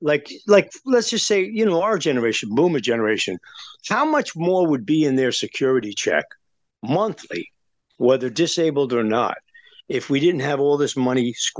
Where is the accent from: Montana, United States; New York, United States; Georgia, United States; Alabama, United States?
New York, United States; growing up in New York